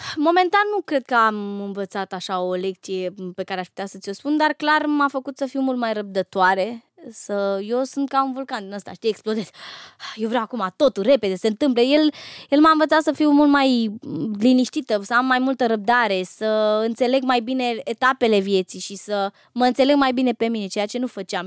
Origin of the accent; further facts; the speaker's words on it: Romania; eu sunt uh, româncă